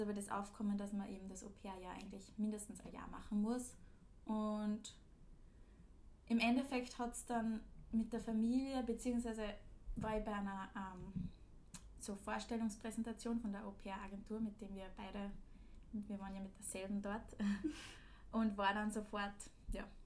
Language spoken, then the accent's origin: German; Linz, Upper Austria, Austria; moved away as an adult; now in Vienna, Austria; Seit einem Monat in Wien, komme aber ursprünglich auch aus Linz.